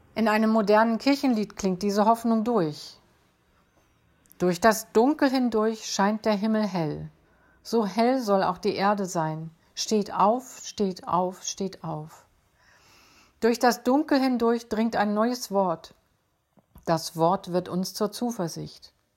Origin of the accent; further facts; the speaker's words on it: Schleswig-Holstein, Germany; Bei uns in Schleswig-Holstein